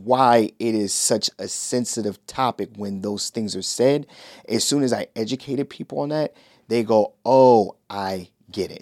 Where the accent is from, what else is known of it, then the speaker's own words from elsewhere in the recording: Shaker Heights, Ohio, United States; I grew up in Shaker Heights, Ohio